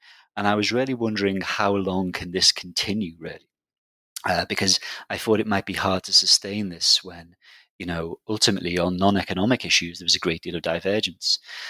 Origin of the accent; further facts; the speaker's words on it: Liverpool, North West England, United Kingdom; I'm from Liverpool, which is a big city in the UK, a big sort of, classic post-industrial city